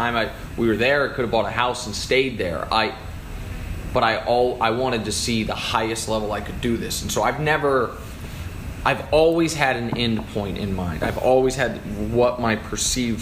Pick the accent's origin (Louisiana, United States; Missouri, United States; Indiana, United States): Missouri, United States; Kansas City; moved away as an adult; also born or lived in Syracuse, New York / Houston, Texas / Los Angeles, California; now in New York, United States; I'm from Kansas City, Missouri